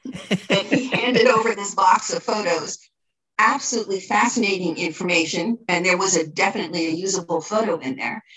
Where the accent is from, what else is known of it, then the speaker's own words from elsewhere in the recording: Elizabeth, New Jersey, United States; now in Cranford, United States; I grew up in Elizabeth and I have only lived in Cranford for 35 years